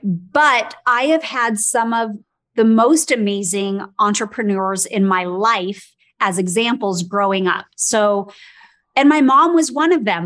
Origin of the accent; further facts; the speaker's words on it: Los Angeles, California, United States; I was born and raised in Los Angeles